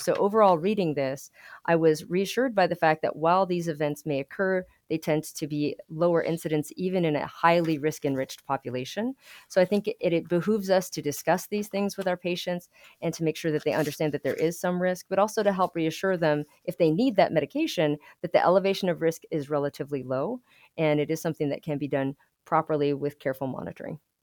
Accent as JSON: {"language": "English", "town": "Albuquerque", "region": "New Mexico", "country": "United States", "tie": "born or raised there", "moved": "yes", "lives_now": "Lubbock, United States", "said": "I grew up in Albuquerque, New Mexico"}